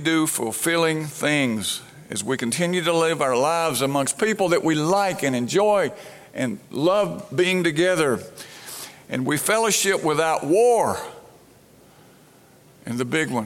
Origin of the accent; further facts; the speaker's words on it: Brandon, Mississippi, United States; when I was a little boy growing up in Brandon, Mississippi